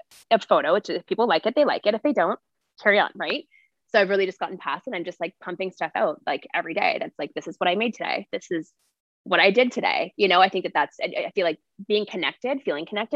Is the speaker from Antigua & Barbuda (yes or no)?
no; Ontario, Canada; I grew up in Ontario